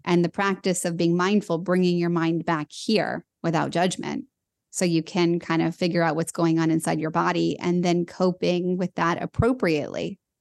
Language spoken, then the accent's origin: English; Los Angeles, California, United States; I was born in Los Angeles and it was all I knew